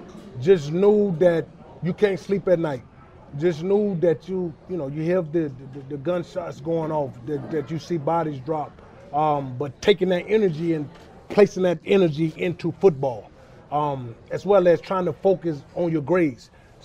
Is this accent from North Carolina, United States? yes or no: yes; Charlotte, North Carolina, United States; I mean, growing up in West Charlotte, and big shout out to Charlotte, man. And I grew up on West Boulevard.